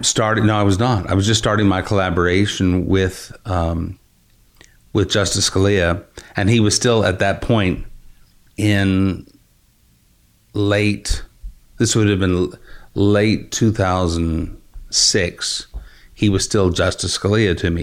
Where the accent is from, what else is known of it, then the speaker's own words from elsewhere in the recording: West Texas, United States; I grew up in West Texas and I grew up in an area in which there's a very strong regional dialect.